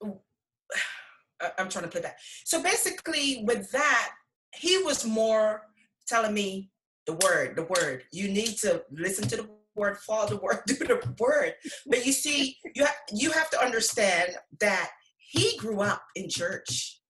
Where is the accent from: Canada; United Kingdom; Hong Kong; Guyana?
Guyana; now in United States; I'm from Guyana